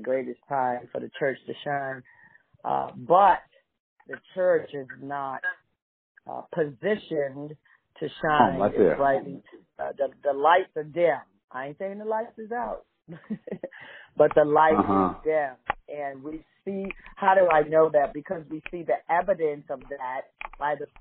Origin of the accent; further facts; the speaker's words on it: New York City, New York, United States; I'm from New York City, born in the concrete jungle